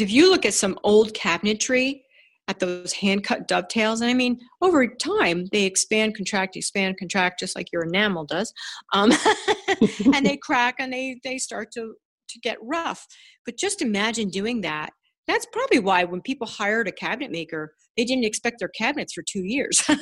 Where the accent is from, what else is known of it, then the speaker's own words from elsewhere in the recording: Ridgewood, New Jersey, United States; I grew up in Ridgewood, New Jersey, which is a, a beautiful town